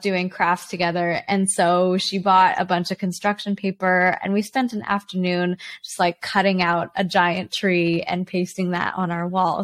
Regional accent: Canada; also born or lived in China; My parents and I moved to Canada when I was four. We moved from China.

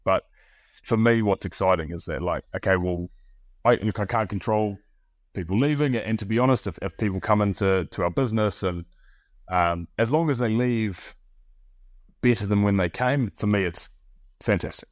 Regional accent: New Zealand; now in Bristol, United Kingdom; my wife is, uh, is, is French and I'm from New Zealand.

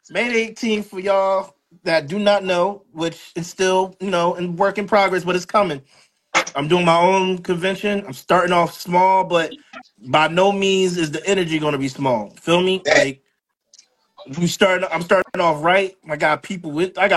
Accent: Philadelphia, Pennsylvania, United States; I live born and raised in Philadelphia.

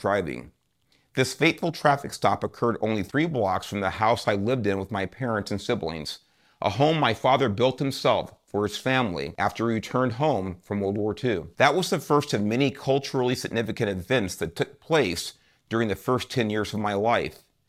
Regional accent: Los Angeles, California, United States; The first ten years of my life were spent growing up in Southeast Los Angeles, an area known as Watts

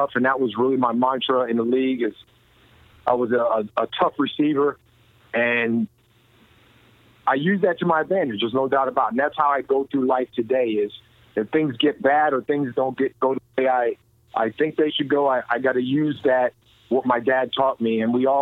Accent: Allentown, Pennsylvania, United States; I was a Boys and Girls Club kid growing up in Allentown, Pennsylvania

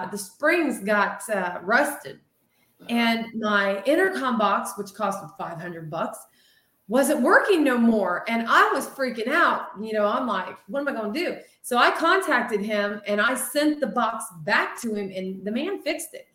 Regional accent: Ohio, United States; We're from Ohio

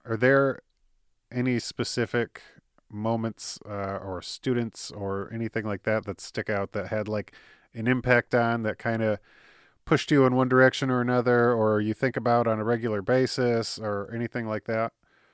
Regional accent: Clarkston, United States; also born or lived in California; Clarkston and it's my hometown

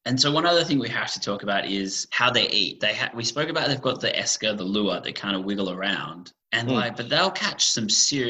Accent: Australia; being Australian

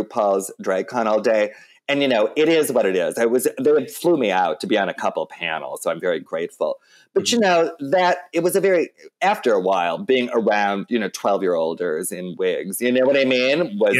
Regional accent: St. Paul, Minnesota, United States; I grew up mostly in St. Paul.

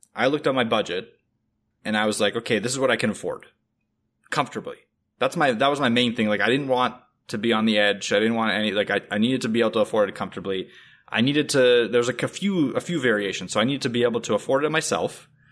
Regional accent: Russia; now in Canada; I'm from Russia

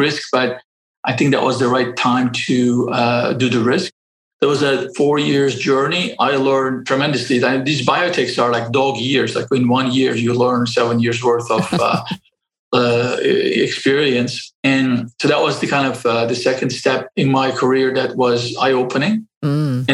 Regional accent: Istanbul, Turkey; moved away; I grew up in Istanbul, and I got educated everything in public schools

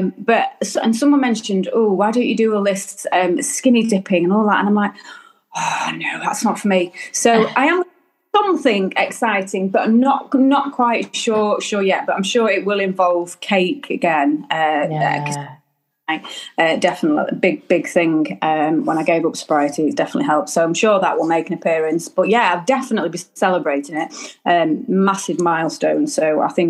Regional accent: Derbyshire, High Peak, East Midlands, United Kingdom; I come from Derbyshire, High Peak, so up north.

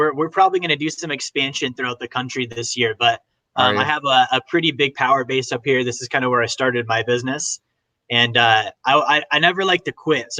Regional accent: Alaska, United States; also born or lived in Helena, Montana / Minnesota; I was born, as far as I know, I was born in Helena, Montana, and I lived there till I was about five. And then we moved up here to Alaska when I was 5 or 6 years old. And I've been here ever since. I spent about a year in Minnesota, but this has pretty much been my home since.

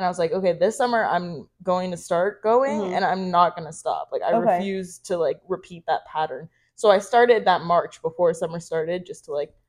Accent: Florida, United States; I'm from Florida.

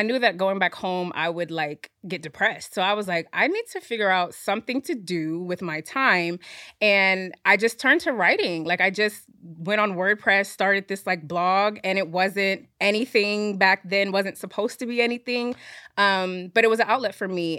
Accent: Fayetteville, North Carolina, United States; now in New York, United States; I was actually born in New York. I grew up in North Carolina

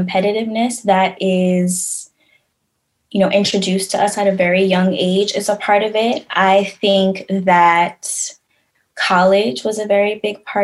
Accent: New York, United States; also born or lived in Tampa, Florida; growing up in New York

